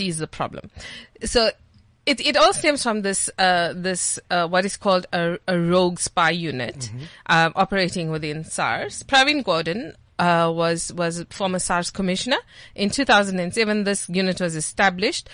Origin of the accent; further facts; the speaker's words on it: Dannhauser, KwaZulu-Natal, South Africa; moved away; I'm from Dannhauser. It's like the smallest dot on the South African map